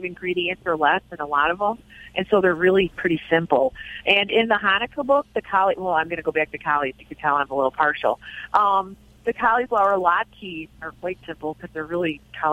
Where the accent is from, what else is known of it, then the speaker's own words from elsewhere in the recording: Chicago, Illinois, United States; I am Irish Catholic from the south side of Chicago